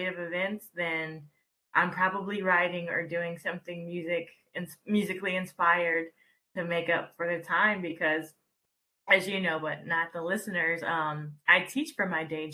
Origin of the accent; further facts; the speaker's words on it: Atlanta, Georgia, United States; moved away as an adult; also born or lived in Texas / New York; now in Los Angeles, United States; I was raised in Georgia. And I stayed there.